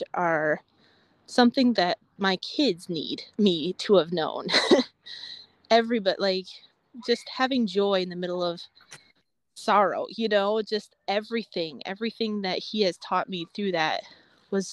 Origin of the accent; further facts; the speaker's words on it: 20 miles north of Battle Creek, Michigan, United States; grew up 20 miles north of Battle Creek.